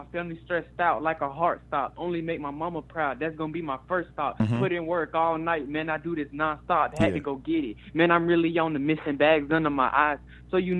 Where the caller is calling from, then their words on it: Tampa, Florida, United States; calling from Tampa, Florida